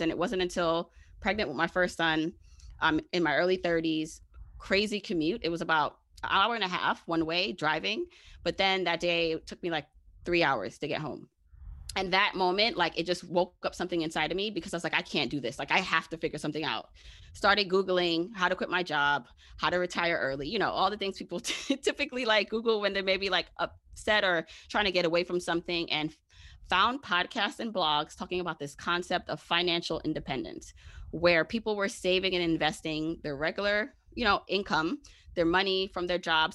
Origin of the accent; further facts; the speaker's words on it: New York City, New York, United States; also born or lived in Jamaica; I am a regular smegula girl from Brooklyn